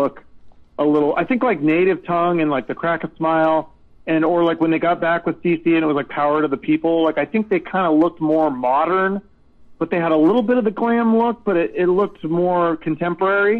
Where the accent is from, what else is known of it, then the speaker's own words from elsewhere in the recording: Seattle, Washington, United States; growing up in Seattle in the '90s.